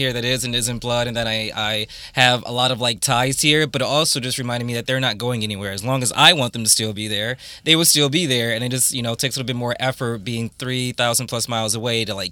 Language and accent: English; Toledo, Ohio, United States; moved away as an adult; now in London, United Kingdom; I'm like, Toledo